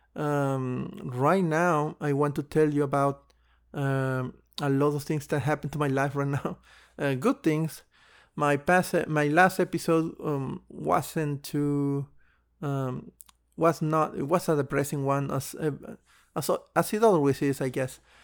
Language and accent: English; Mexico; I moved to my hometown, um, before the coronavirus actually hit Mexico